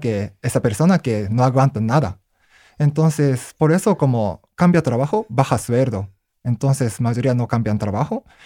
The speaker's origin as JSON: {"language": "Spanish", "country": "Japan", "second_language": "Spanish", "moved": "as an adult", "lives_now": "Mexico", "said": "yo nunca he trabajado en Japón porque cuando tenía 22 años salí de Japón"}